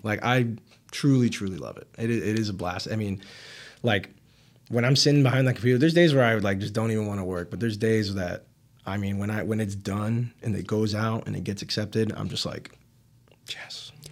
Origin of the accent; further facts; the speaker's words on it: Miami, Florida, United States; I'm from Miami